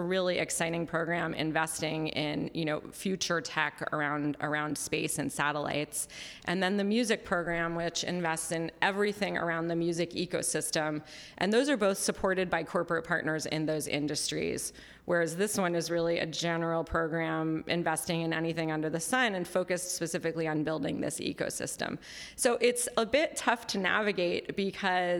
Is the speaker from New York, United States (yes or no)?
yes; New York City, New York, United States; moved away as an adult; now in Los Angeles, United States; I grew up in New York City, and my family was in publishing